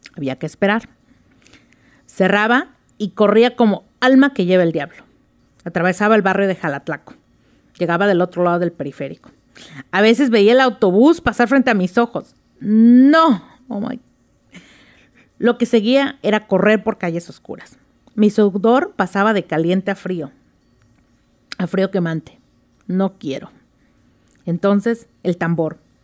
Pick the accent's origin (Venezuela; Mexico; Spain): Mexico; Oaxaca; moved away as an adult; now in Seattle, United States; Yo nací en Oaxaca, eh, tuve el privilegio de haber nacido en Oaxaca, así que soy oaxaqueña, orgullosa oaxaqueña.